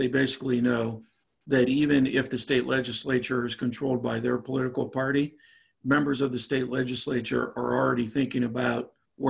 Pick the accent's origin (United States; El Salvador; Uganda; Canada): United States; Pennsylvania; now in Virginia, United States; my home state is Pennsylvania.